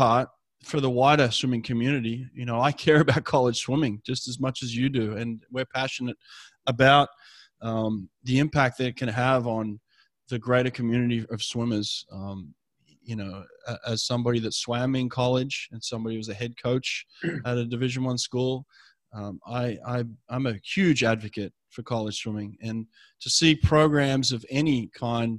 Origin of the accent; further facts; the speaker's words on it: Australia; now in United States; an Australian growing up in a foreign country